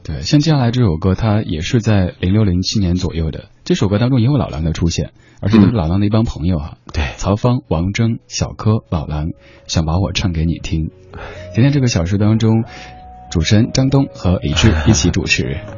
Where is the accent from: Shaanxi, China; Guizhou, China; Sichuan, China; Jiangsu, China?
Sichuan, China; 像我家乡的川菜